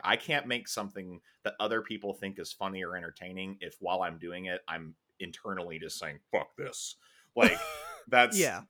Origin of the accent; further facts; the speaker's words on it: Chicago, Illinois, United States; we grew up in Chicago